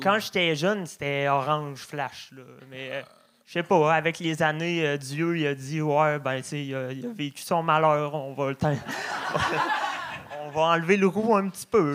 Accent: Beauce, Quebec, Canada; je viens de la Beauce

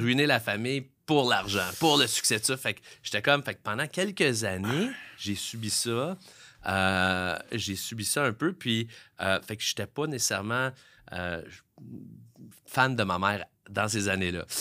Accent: Montreal, Quebec, Canada; Moi, je viens de Montréal, je viens de la Chine

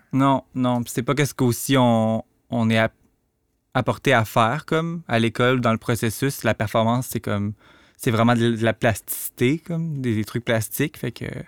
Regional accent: Rivière-du-Loup, Quebec, Canada; moved away; also born or lived in Montreal; je viens de Rivière-du-Loup, j'ai grandi dans un milieu très redneck

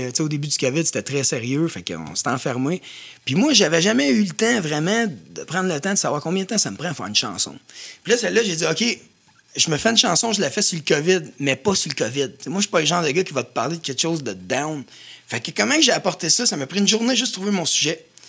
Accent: Louiseville region, Quebec, Canada; on vient de la région de Louisville. Puis, juste là-bas, moi, je me rappelle ma, jeunesse

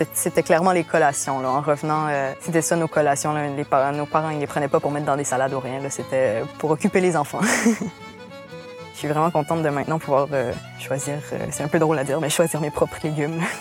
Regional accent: Maria, Quebec, Canada; Je suis originaire de Maria, en Gaspésie

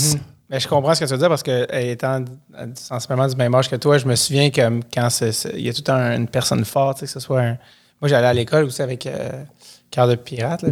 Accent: Montreal, Quebec, Canada; Moi, je viens de Montréal

